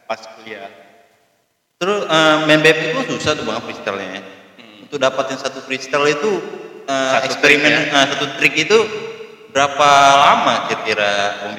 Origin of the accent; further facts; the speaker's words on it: Padang, West Sumatra, Indonesia; also born or lived in Aceh; Jadi mereka ketemu di sana, kami lahir Terus ke di Padangnya pindah ke Padang tahun 2000 akhir saat konflik lagi